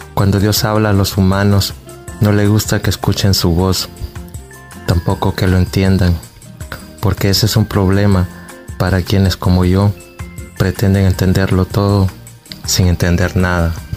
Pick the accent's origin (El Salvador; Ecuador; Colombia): El Salvador; Quezaltepeque, La Libertad; soy de Quesaltepeque